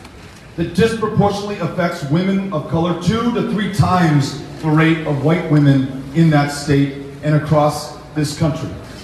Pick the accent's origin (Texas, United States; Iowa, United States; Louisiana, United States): Texas, United States; In my home state of Texas